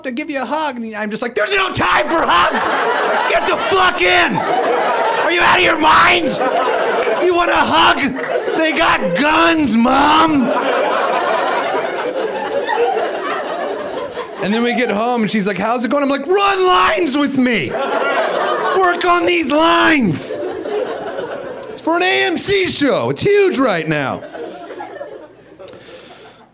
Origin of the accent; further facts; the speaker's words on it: Iowa, United States; now in Los Angeles, United States; I grew up in Iowa